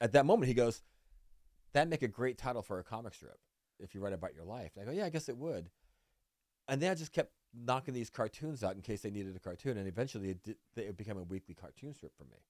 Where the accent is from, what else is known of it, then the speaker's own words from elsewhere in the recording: Vallejo, California, United States; moved away; also born or lived in Puerto Rico; it was my hometown paper